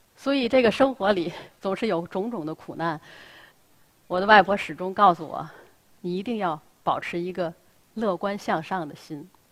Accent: Tianjin, China; 我出生在南开大学，那是我出生和成长的地方

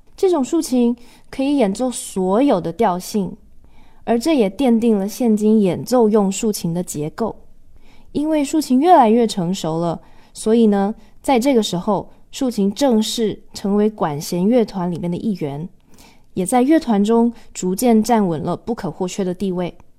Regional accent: Taiwan; 我来自台湾

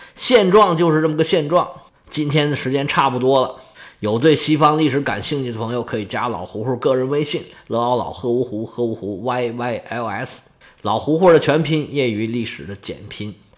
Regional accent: China; 我们中国人

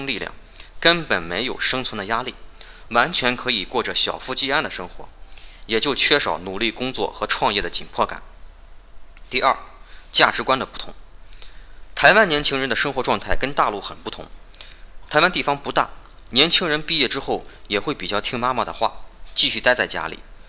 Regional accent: China; 同样，我们大陆 早晚也会经过这么一个自然的发展过程。

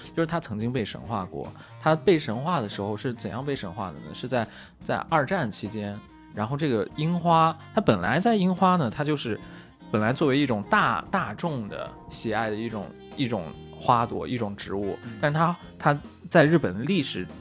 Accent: Xining, Qinghai, China; moved away; 我的故乡是西宁嘛

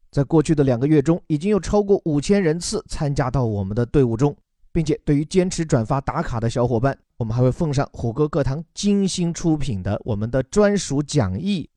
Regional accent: China; 我们中国人

